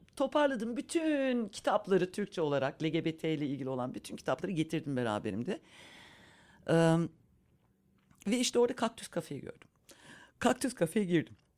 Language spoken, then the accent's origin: Turkish; Berlin, Germany